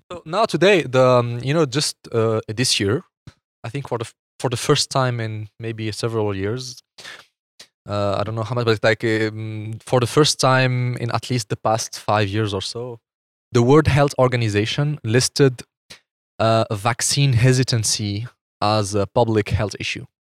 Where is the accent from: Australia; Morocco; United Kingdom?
Morocco; moved away as an adult; now in Switzerland; I'm from Morocco. I grew up in Morocco until I was twenty-one.